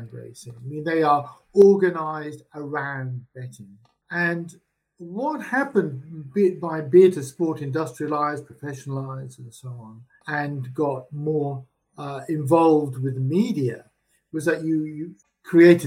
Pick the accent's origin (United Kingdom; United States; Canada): United Kingdom; England; moved away; I grew up in England in the respectable working class.